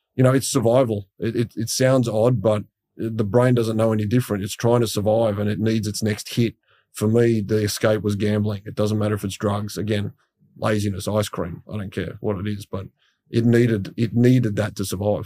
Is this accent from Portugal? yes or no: no; Sydney, New South Wales, Australia; as a kid, I grew up in Western Sydney